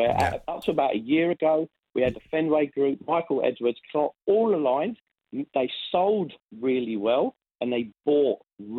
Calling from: Sydney, New South Wales, Australia; Sydney, Australia.

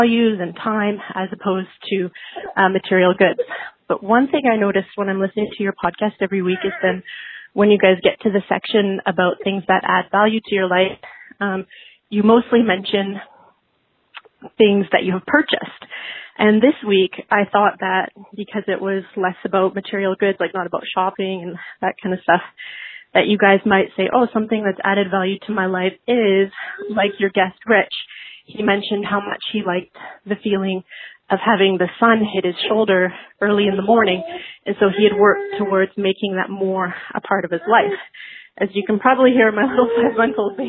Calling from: Vancouver, British Columbia, Canada

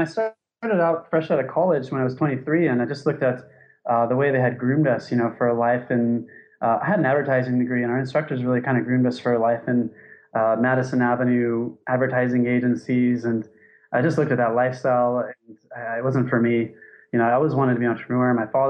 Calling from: Thailand; So I'm calling from Thailand. It's 5:11 here.

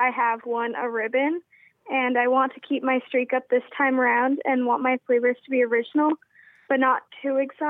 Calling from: Sharon, Vermont, United States; I'm from Sharon, Vermont.

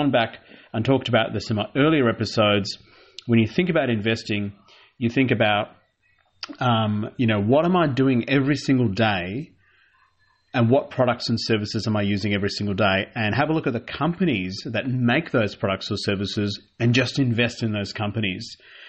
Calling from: Melbourne, Victoria, Australia; And I'm taping this from Melbourne. You know, I'm a pro-Melbourneite, one of the greatest cities of the world

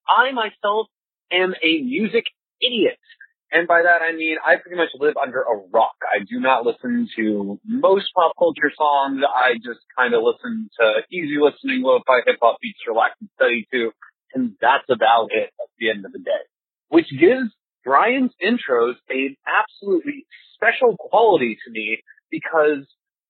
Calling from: Seattle, Washington, United States; I'm calling from Seattle

